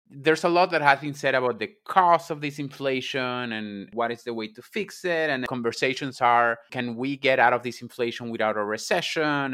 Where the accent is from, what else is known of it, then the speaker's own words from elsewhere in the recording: Venezuela; moved away; I was raised in Venezuela